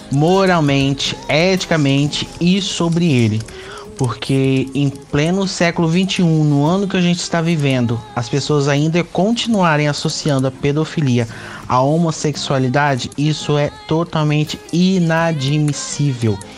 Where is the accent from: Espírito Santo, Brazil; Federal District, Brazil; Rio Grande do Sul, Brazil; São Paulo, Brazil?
Espírito Santo, Brazil; Linhares; tenho 23 anos, nasci e cresci em Linhares, onde eu vivo também atualmente.